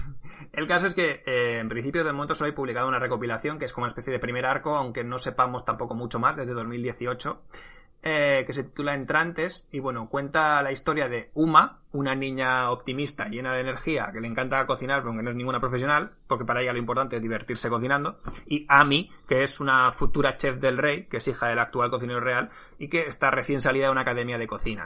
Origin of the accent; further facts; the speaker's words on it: Basque Country, Spain; nosotros, siendo, vasco, tenemos a un carbonero borracho